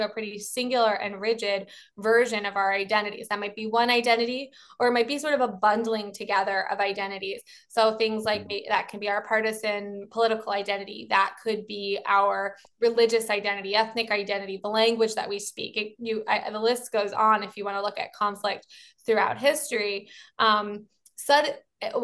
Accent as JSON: {"language": "English", "town": "Baltimore", "region": "Maryland", "country": "United States", "said": "I'm from Baltimore, so I'm a Baltimorean"}